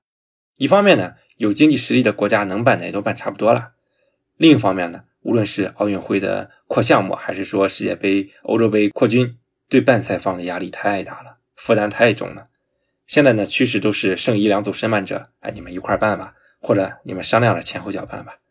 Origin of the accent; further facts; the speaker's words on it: Jinan, Shandong, China; 我家乡泰山队，济南一个省体一个奥体啊